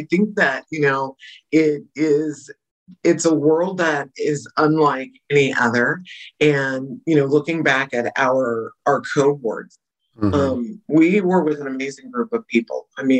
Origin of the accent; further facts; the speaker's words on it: San Jose, California, United States; now in Shasta County, United States; where I was raised in Santa Clara County, {S1} mm-hmm. {S2} you know, San Jose, California, 12th largest city in the nation.